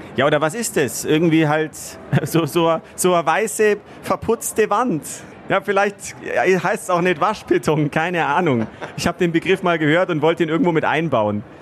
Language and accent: German; Munich, Bavaria, Germany; ich bin ein waschechter Bayer, ein waschechter Münchner, in München eben geboren